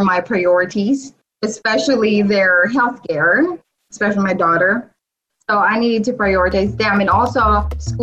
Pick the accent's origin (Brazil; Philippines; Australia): Philippines; English is a second language; moved away as an adult; also born or lived in Erie, Pennsylvania; now in Pittsburgh, United States; In Philippines, we have 800 dialects, and English is my third language